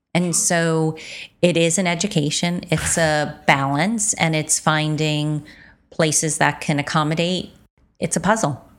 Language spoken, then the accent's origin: English; United States; as an American